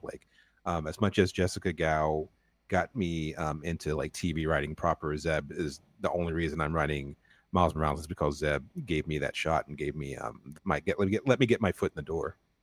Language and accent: English; North Carolina, United States; I'm from North Carolina